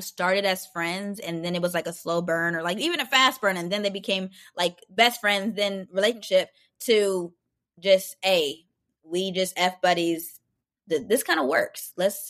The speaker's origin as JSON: {"language": "English", "region": "Arizona", "country": "United States", "said": "And I was like, oh, this is great, because I'm from Arizona."}